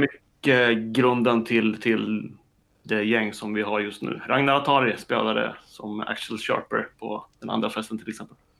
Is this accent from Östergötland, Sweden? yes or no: yes; Linköping, Östergötland, Sweden; moved away as an adult; now in Stockholm, Sweden; jag är uppväxt i Linköping och flyttade tillbaka och jobbade i Linköping ett tag efter att jag hade pluggat